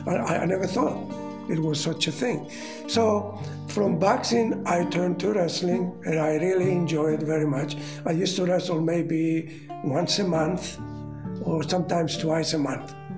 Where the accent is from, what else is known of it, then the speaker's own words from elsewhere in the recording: Rhodes, South Aegean, Greece; English is a second language; moved away as an adult; also born or lived in Australia; I was born in Rhodes, Greece